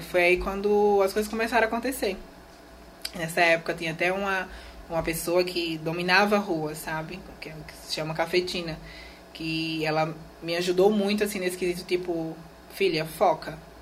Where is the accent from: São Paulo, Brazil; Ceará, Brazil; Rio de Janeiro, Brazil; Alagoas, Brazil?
Alagoas, Brazil; also born or lived in Maceió; eu nasci aqui em Maceió, né? Uhum. Aqui no, no estado de Alagoas e me criei nessa aldeia indígena